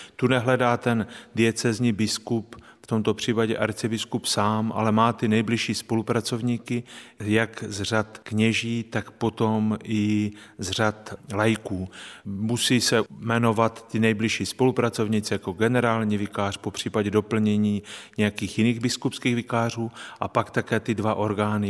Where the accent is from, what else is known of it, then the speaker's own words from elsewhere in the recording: Strání, Zlín Region, Czechia; now in Olomouc, Czechia; kde jsem se narodil a prožil